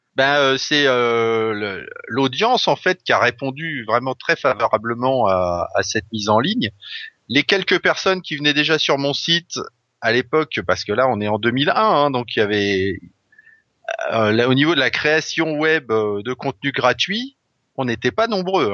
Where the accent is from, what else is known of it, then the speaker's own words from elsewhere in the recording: Brittany, France; moved away; j'ai grandi en Bretagne une partie de ma jeunesse